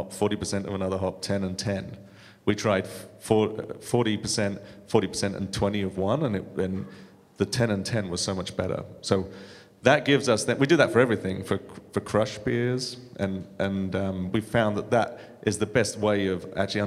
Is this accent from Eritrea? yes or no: no; United Kingdom; moved away; being a Brit